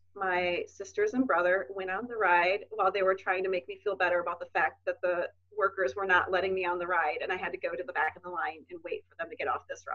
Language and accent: English; Wisconsin, United States; moved away as an adult; also born or lived in Minnesota; I'm from Wisconsin, but I moved to Minnesota for college.